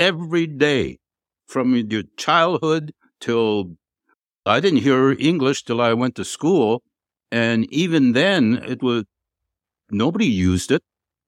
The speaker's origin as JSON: {"language": "English", "country": "Canada", "said": "I'm Canadian citizenship. I'm still Canadian"}